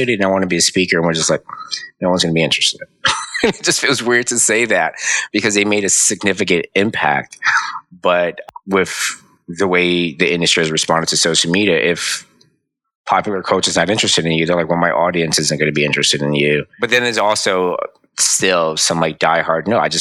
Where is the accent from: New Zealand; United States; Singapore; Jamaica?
United States; New York City, New York; my mom, my dad, my three older brothers, we all grew up on Burnside and Andrews